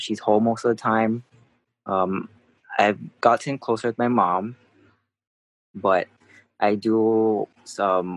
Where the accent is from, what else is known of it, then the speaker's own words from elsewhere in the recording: Hawaii, United States; also born or lived in South Korea; born and raised in Hawaii